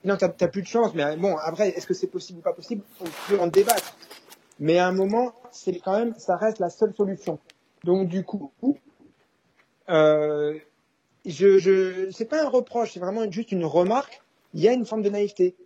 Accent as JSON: {"language": "French", "country": "France", "tie": "born or raised there", "moved": "yes", "lives_now": "United States", "said": "j'ai grandi en France"}